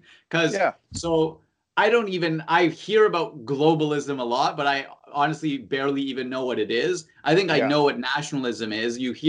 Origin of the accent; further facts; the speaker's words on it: Canada; I'm Canadian.